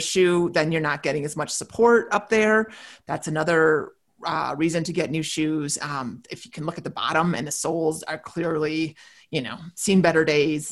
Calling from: Katy, Texas, United States; I'm calling you from Katy, Texas, the suburb of Houston

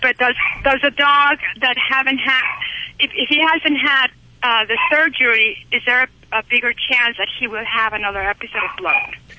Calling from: Utah, United States; I'm calling from Utah

